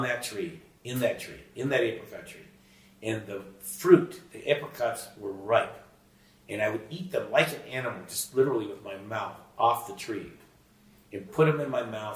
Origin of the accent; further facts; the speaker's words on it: Sunnyvale, California, United States; growing up in Sunnyvale, California, which is now Silicon Valley.